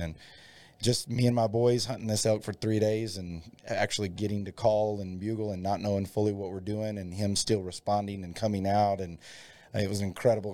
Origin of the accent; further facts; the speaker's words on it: Dalhart, Texas, United States; also born or lived in Stinnett, Texas; I grew up in Dalhart, Texas